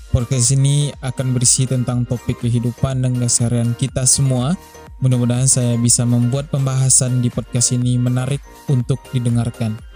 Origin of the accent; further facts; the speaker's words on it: West Sumatra, Indonesia; Asal saya dari Sumatera Barat, kalau domisili sekarang di Kota Padang.